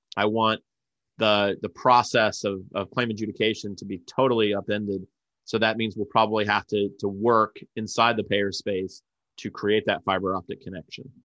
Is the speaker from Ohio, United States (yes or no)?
yes; Ohio, United States; my hometown, Police, Ohio